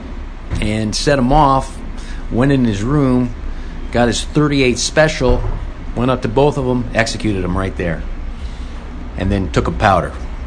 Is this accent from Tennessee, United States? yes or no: no; Los Angeles, California, United States; Growing up in Van Nuys, California